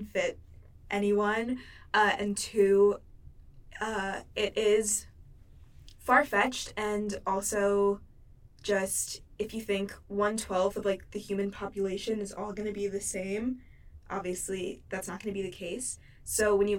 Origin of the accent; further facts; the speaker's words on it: Cleveland, Ohio, United States; I was born in Cleveland, Ohio.